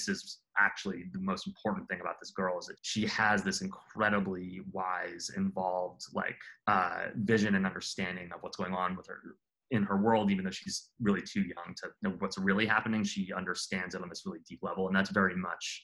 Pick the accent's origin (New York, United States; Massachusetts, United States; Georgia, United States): New York, United States; New York City; now in New Orleans, United States; I grew up in Queens as a small child